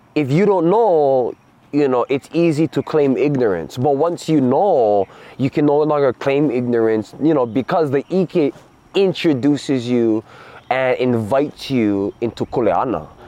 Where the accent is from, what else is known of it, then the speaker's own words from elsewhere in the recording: Oahu, Hawaii, United States; also born or lived in Papakolea, Oahu / Kaneohe, Oahu; I come from Oahu aloha my ohana been on Oahu long time